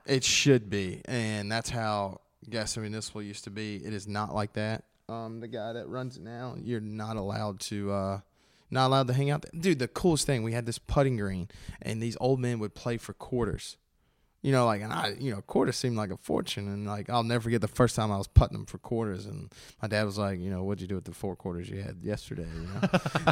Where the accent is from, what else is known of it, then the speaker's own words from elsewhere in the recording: Gastonia, North Carolina, United States; they're my hometown